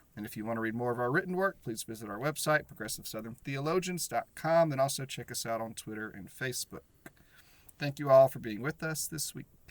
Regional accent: the South, United States; I grew up a Baptist in the South

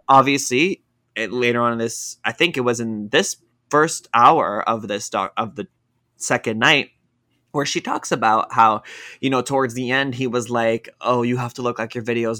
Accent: Toronto, Ontario, Canada; I'm from Toronto.

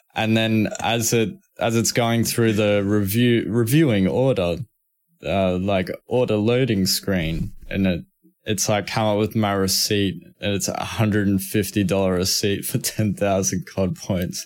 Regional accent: Australia; accent: Australian; I'm Australian, like, I got, I got Australian accent and everything

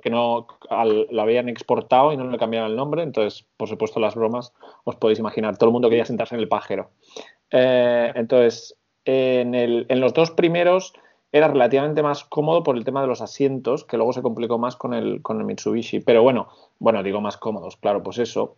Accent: Barcelona, Catalonia, Spain; moved away as an adult; yo soy de Barcelona

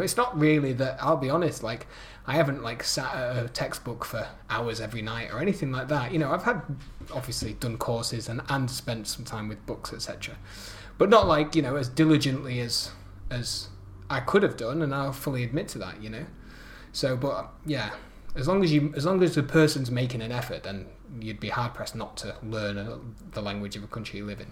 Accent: United Kingdom; now in Netherlands; being British

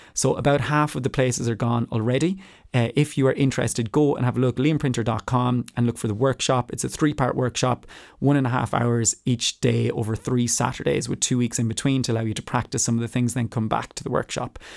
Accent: Ireland; moved away; as an Irish person, having grown up in Ireland

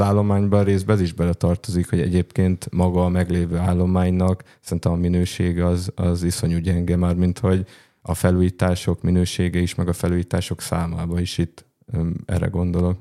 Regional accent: Zala, Hungary; Ugye én Zala megyében nőttem fel

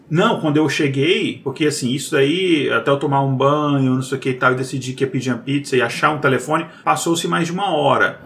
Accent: Brazil; sou brasileiro

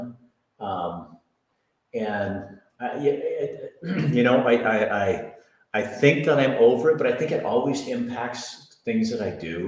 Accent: Hillsboro, Oregon, United States; I was born in Hillsboro, Oregon in 1959

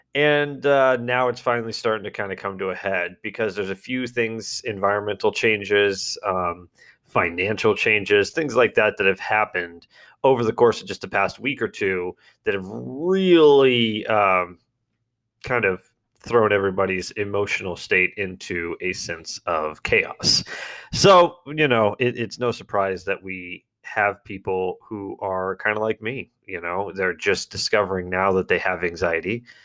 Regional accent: United States; I'm an American.

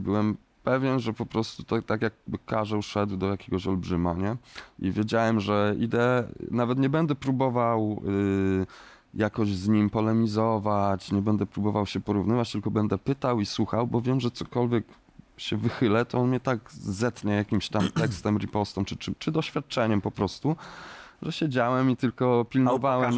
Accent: Kielce, Świętokrzyskie Voivodeship, Poland; w Kielcach, w moim rodzinnym mieście

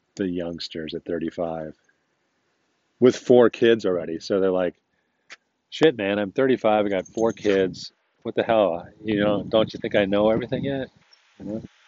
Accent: United States; I'm an American.

